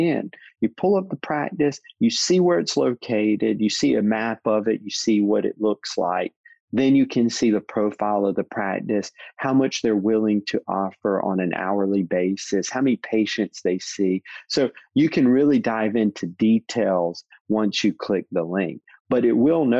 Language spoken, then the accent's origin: English; North Carolina, United States; I'm from North Carolina